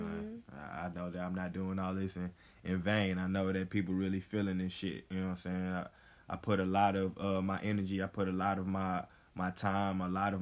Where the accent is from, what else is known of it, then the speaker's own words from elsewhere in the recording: the South, United States; now in Los Angeles, United States; when I first came down here to L.A. Back in the summer of 2018, you know, it was a brand new spot. I'm from the South, you know what I'm saying? So coming out to the West Coast, not really knowing anybody